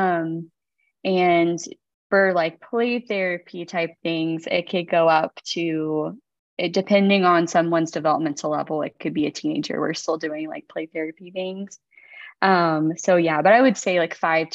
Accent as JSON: {"language": "English", "town": "Kansas City", "region": "Missouri", "country": "United States", "tie": "born or raised there", "said": "I go to, it's now Brother Justin Gleason's church, but it was Brother Stan Gleason's church. I was born and raised there my whole life"}